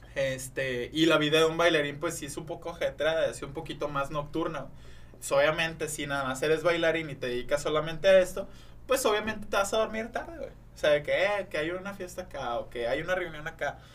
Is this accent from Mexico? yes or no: yes; Monterrey, Nuevo León, Mexico; aquí de Monterrey